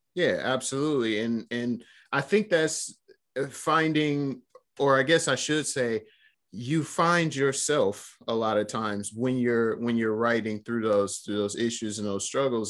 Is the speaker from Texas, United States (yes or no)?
no; Flint, Michigan, United States; you mentioned Flint. That's, that's where we're both born and raised